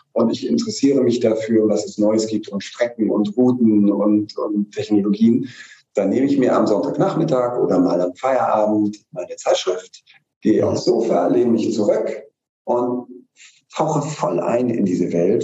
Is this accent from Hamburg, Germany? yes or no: yes; Hamburg, Germany; als Hamburger